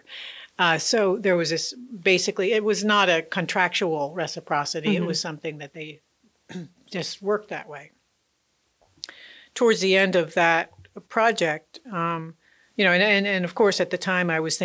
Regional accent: United States; I came from the United States where the idea of that is at least exists

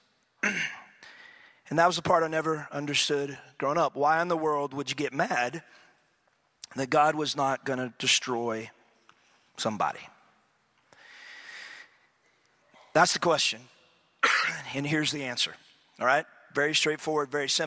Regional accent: East Texas, United States; I grew up in East Texas

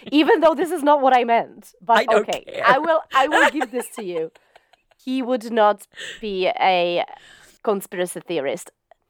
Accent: South East England, United Kingdom; I don't know about the other stuff, but we come from Surrey.

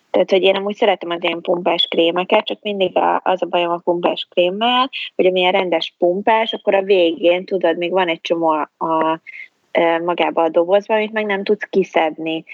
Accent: Hungary; moved away as an adult; also born or lived in England; én magyarként Magyarországon itt ülök egy ablaknál

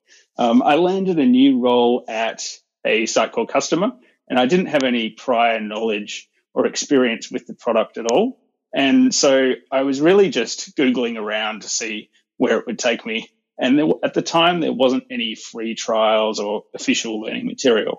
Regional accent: Perth, Western Australia, Australia; I'm from Perth, Western Australia

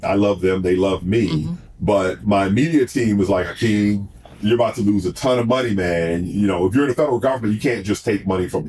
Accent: New Orleans, Louisiana, Mississippi, United States; father's family is from Mississippi, so I spent my teenage years in Mississippi, teenage years in the early 20s. So I'm from New Orleans and Mississippi

